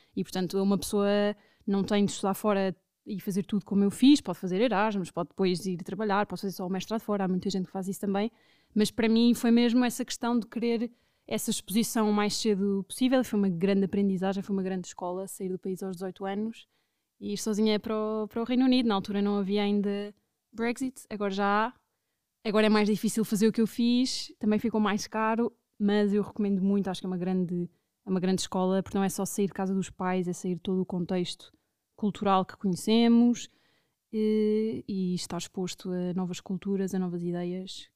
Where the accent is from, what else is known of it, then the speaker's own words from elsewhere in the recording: Lisbon, Portugal; also born or lived in London; sendo portuguesa e sendo de Lisboa